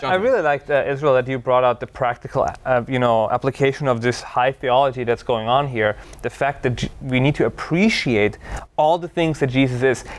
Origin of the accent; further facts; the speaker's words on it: Austria; moved away; I grew up in Austria, one of the most beautiful countries in the world